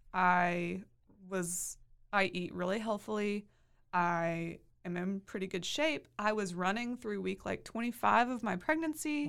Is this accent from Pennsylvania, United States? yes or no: no; Hewitt, Texas, United States; I'm from the Waco area. I grew up in Hewitt